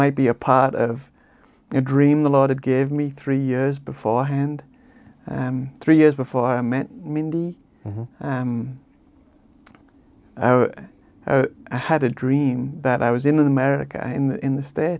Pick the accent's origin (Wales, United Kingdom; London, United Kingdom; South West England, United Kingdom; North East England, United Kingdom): North East England, United Kingdom; Tees Valley; moved away; my hometown, in my homeland. And it's the Cleveland Hills. I'm from the Tees Valley